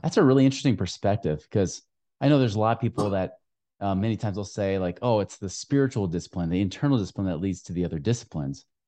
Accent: Oregon, United States; moved away; my home state

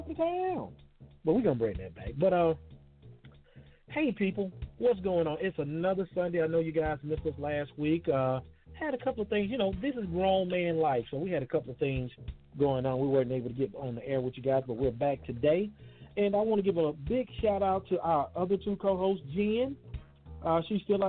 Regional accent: Columbus, Mississippi, United States; moved away; my hometown of Columbus, Mississippi

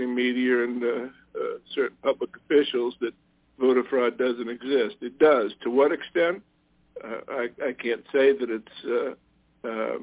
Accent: Boston, Massachusetts, United States; moved away; I'm originally from Boston.

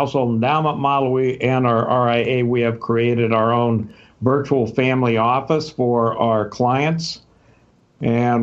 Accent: Southern California, United States; moved away as an adult; also born or lived in Texas; now in Scottsdale, United States; I was born and raised in Southern California, spent my days in the 60s hitchhiking up and down Pacific Coast Highway with my surfboard

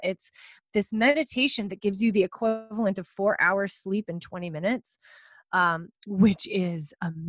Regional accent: East Coast, United States; Whenever I'm speaking on the West Coast, because I'm from the East Coast

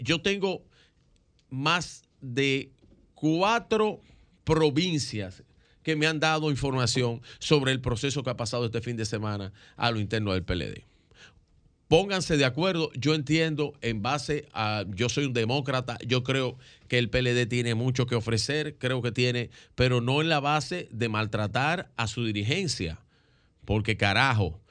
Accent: Dominican Republic; como dominicanos

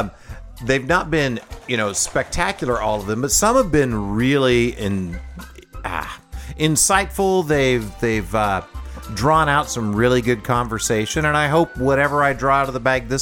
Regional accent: Independence, Missouri, United States; born or raised there

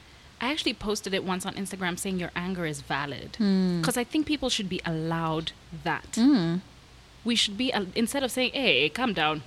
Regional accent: Kenya; being a Kenyan

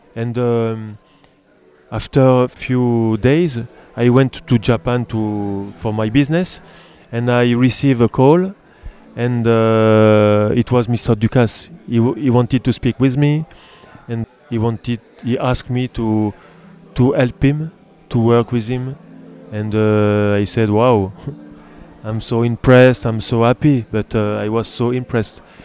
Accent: France; English is a second language; I was born in France, but my father is from, uh, it, south of Italy, from, uh, Puglia

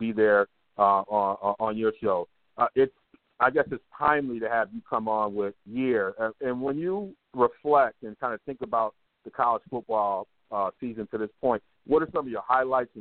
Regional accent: Ann Arbor, Michigan, United States; moved away as an adult; now in Madison, United States; growing up in Ann Arbor

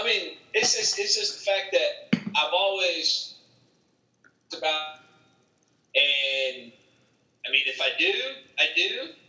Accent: California, United States; moved away; everybody knows I'm from California.

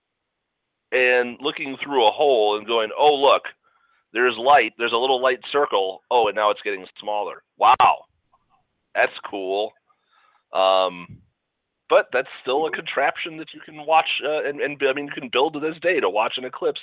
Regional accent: Chicago, Illinois, United States; when we were in grade school, growing up in Chicago sometime in the early to mid 80s

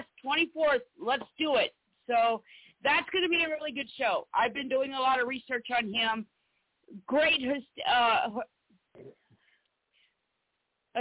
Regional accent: South Carolina, United States; I'm from South Carolina

